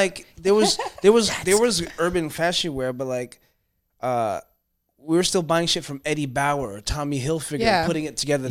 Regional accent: Toronto, Ontario, Canada; I grew up in Scarborough

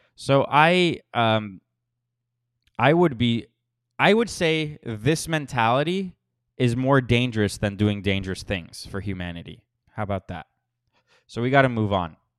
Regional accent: Florida, United States; moved away; I am from Florida, so I can definitely sympathize, and I have been through many hurricanes living there

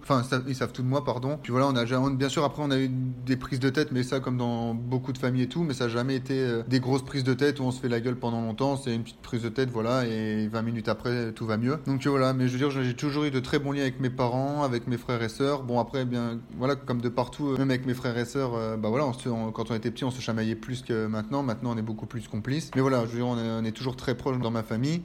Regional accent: northern France, France; moved away; je viens du nord de la France

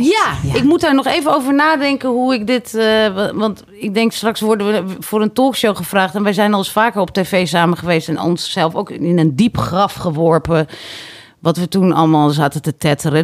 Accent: Harderwijk, Gelderland, Netherlands; moved away; ik kom dus uit Harderwijk

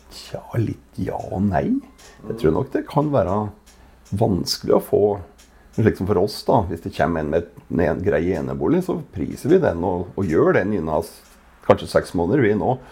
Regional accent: Gudbrandsdalen, Innlandet, Norway; accent: Gudbrandsdal dialect; kommer fra Gudbrandsdalen. Det hører kanskje på dialekta

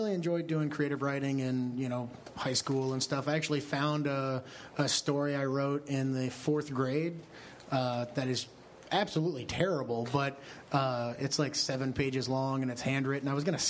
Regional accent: Kentucky, United States; born or raised there

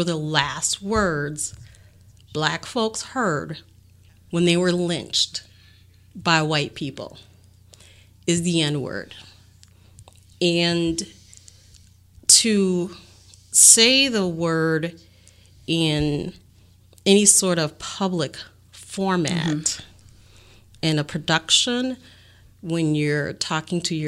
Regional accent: Bayside, Wisconsin, United States; I grew up in Bayside, which is a predominantly white neighborhood, affluent

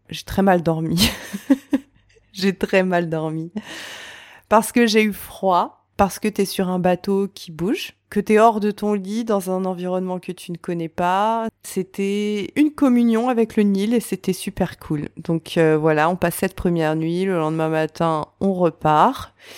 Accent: France; je suis née, j'ai grandi en France

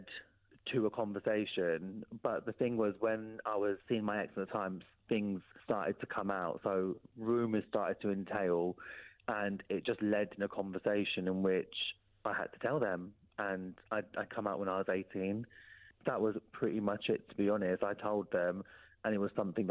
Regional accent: Peterborough, East of England, United Kingdom; moved away as an adult; that's my hometown

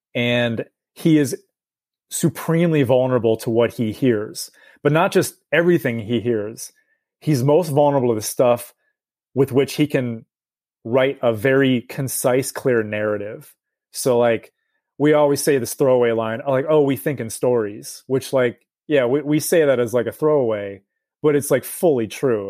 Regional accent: United States; as an American

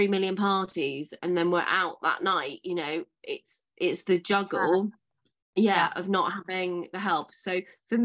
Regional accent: Marlow, South East England, United Kingdom; moved away as an adult; also born or lived in Edinburgh / Somerset; I'm from a place called Marlow, which is kind of like Henley, Reading, Slough, Windsor, that kind of area. And I grew up there

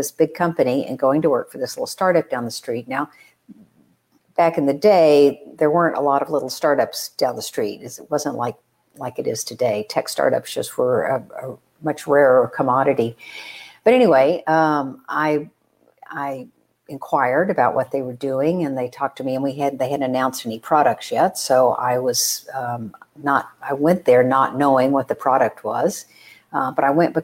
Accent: Texas, United States; I am the oldest of four. And I was raised in Texas

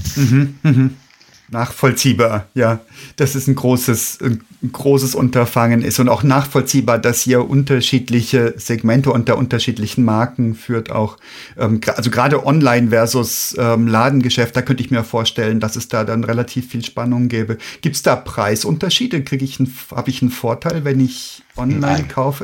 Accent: Germany; wir Deutschen hier

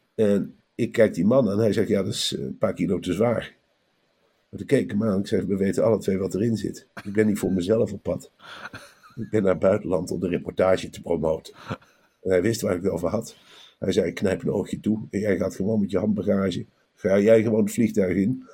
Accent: Velp, Gelderland, Netherlands; Bij ons in Velp

